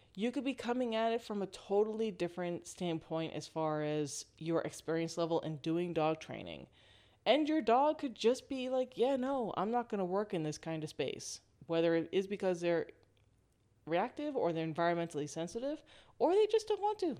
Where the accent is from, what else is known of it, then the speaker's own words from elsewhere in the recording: East Coast of the United States, United States; moved away as an adult; now in West Coast, United States; I'm originally from the East Coast of the United States.